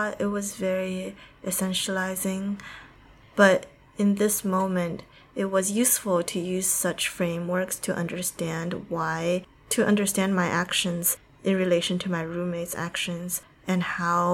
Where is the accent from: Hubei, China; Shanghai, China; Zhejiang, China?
Shanghai, China; now in United States; I grew up in Shanghai